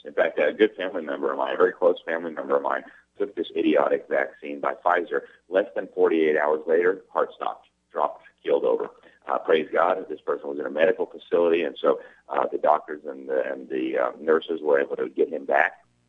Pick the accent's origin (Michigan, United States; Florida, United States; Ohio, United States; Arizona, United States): Florida, United States; Miami; in Miami, in my hometown